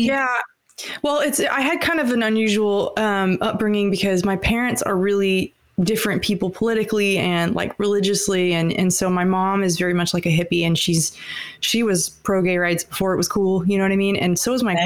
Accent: Atlanta, Georgia, United States; also born or lived in Alabama; I, I grew up in Atlanta and also in Alabama.

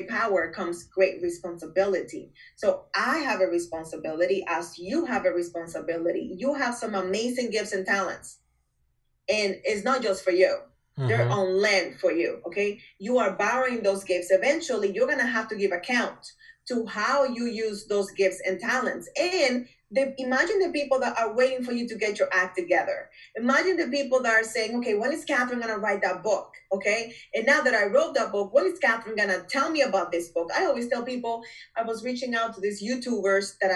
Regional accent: Dominican Republic; moved away as an adult; I am from Dominican Republic.

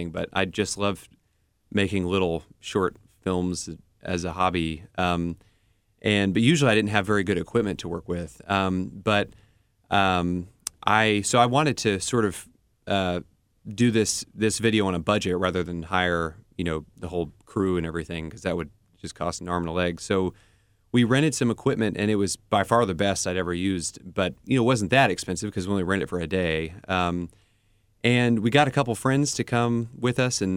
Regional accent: Nashville, Tennessee, United States; moved away; I grew up in Nashville

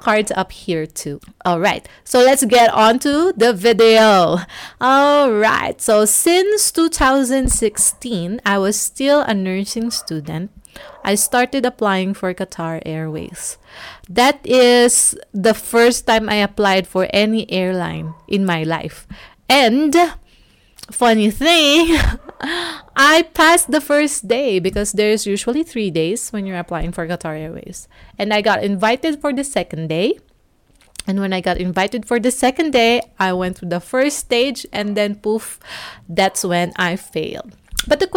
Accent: Cebu City, Central Visayas, Philippines; Cebu, my hometown

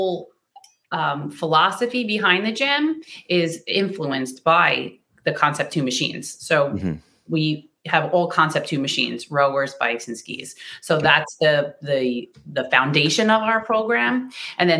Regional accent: Oceanside, California, United States; I'm from Oceanside

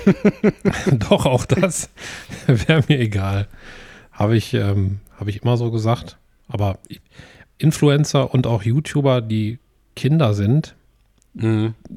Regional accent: Essen, North Rhine-Westphalia, Germany; ich bin in, in Essen geboren und lebe ja schon immer hier.

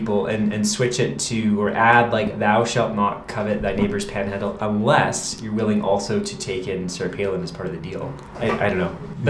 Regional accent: Vancouver, British Columbia, Canada; now in Yukon, Canada; I'm not a born and raised Yukoner. Yeah. I'm from Vancouver.

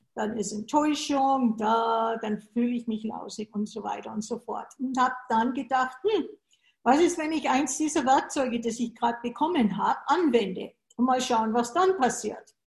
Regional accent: Germany; moved away as an adult; now in United States; Ich bin in Deutschland geboren und bin dann 80, was für zwei bis drei Jahre sein sollte, nach den USA gegangen

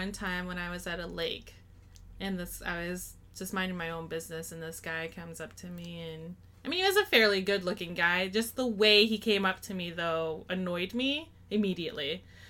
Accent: Seattle, Washington, United States; I'm from Seattle.

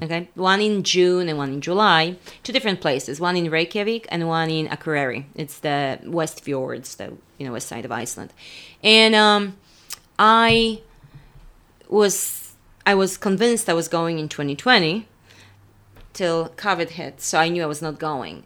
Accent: Poland; moved away; I was in Poland because I had a show there at the museum in my hometown

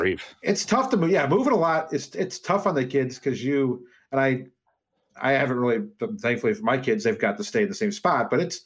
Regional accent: Des Moines, Iowa, United States; also born or lived in Dubuque, United States; but I was born in Dubuque. I lived there my first couple of years. We moved to Des Moines, Iowa.

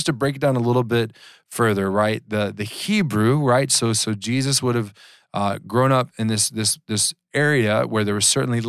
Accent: Georgia, United States; I grew up in Georgia.

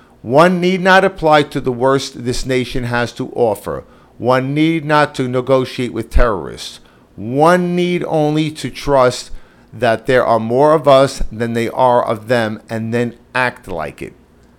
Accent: New York, United States; we're from New York.

